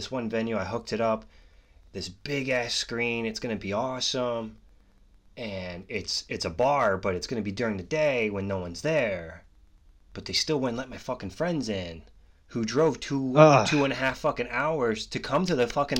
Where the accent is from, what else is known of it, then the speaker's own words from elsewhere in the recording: Pennsylvania, United States; I'm from Central PA, so I grew up in between Pittsburgh and Philly.